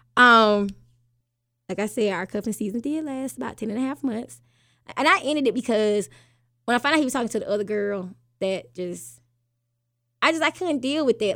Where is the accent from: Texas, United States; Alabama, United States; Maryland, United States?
Alabama, United States; I'm born and raised in Alabama